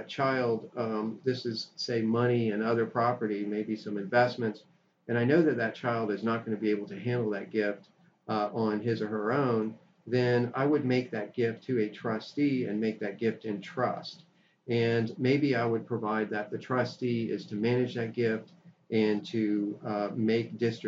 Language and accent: English; Florida, United States; moved away; I grew up in Florida, so I went to law school in Florida